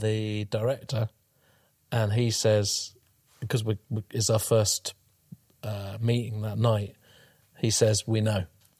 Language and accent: English; Cambridge, East of England, United Kingdom; born or raised there